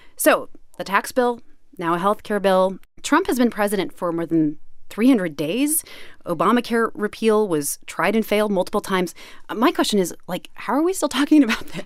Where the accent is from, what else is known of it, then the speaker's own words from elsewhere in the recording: Kansas City, United States; I grew up in Kansas City